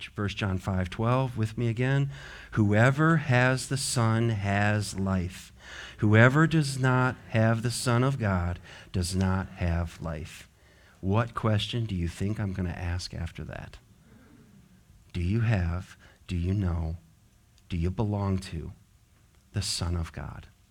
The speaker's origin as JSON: {"language": "English", "region": "the West", "country": "United States", "tie": "born or raised there", "moved": "yes", "lives_now": "Richmond, United States", "said": "I grew up in the West"}